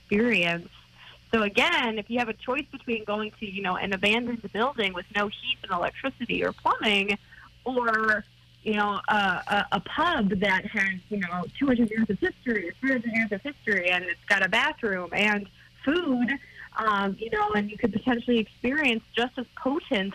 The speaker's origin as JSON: {"language": "English", "town": "Buffalo", "region": "New York", "country": "United States", "tie": "born or raised there", "said": "my hometown here in Buffalo"}